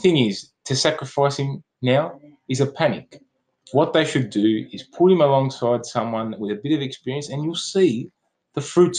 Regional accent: Melbourne, Victoria, Australia; we are from Australia, by the way, guys, and we're both from Melbourne.

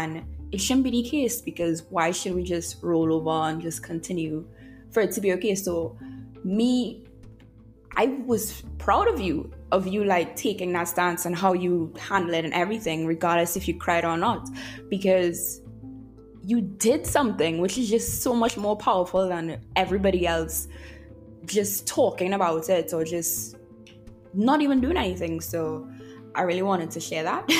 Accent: Trinidad & Tobago; moved away as an adult; also born or lived in Jamaica; I'm Trinidadian

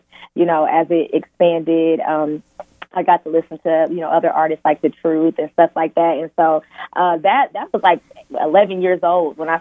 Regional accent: Peoria, Illinois, United States; I was originally born in Peoria, Illinois

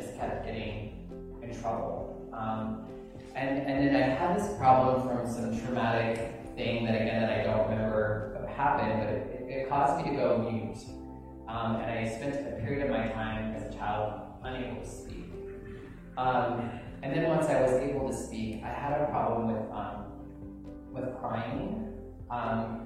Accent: Wendell, Idaho, United States; moved away; I grew up in Wendell, Idaho

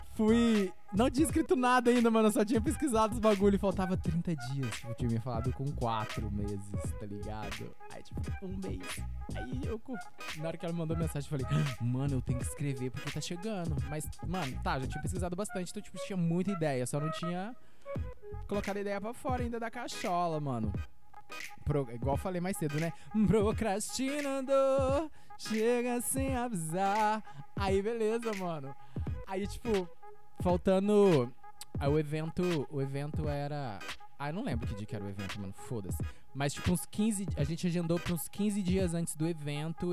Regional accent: Lavras, Minas Gerais, Brazil; sou de Lavras MG

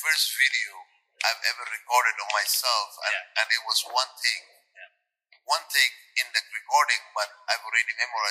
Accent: Somalia; now in Ottawa, Canada; It's the thousands who have trained me growing up in Somalia, growing up in different places, and coming to Canada.

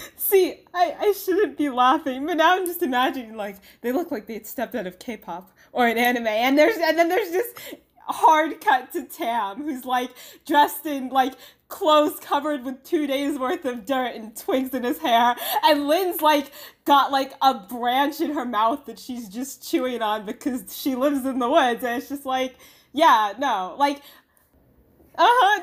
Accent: United States; I am Chinese American

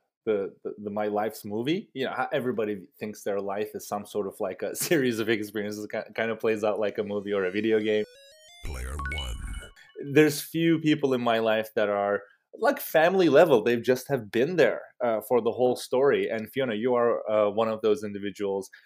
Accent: Istanbul, Turkey; moved away as an adult; now in United States; I grew up in Istanbul, Turkey

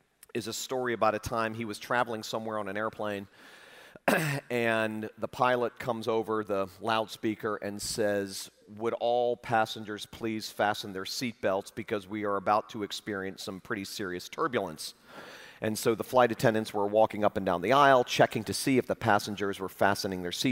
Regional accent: Fort Lauderdale, Florida, United States; I was leading a large, famous church in my hometown of Fort Lauderdale, Florida

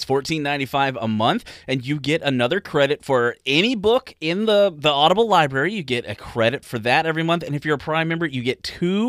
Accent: United States; Us ignorant Americans.

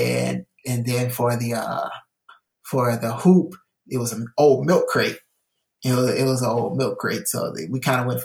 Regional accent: Illinois, United States; also born or lived in California; I came from California to Illinois.

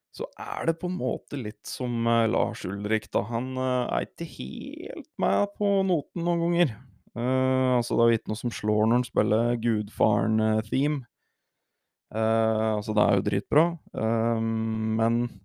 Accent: Hedmark, Innlandet, Norway; Jeg er fra Hedmark

